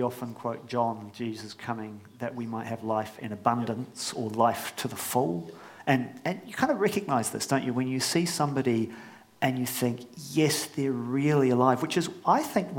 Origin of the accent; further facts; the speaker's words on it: Australia; now in New Zealand; I was born in Australia, which I don't always wear on my sleeve in New Zealand.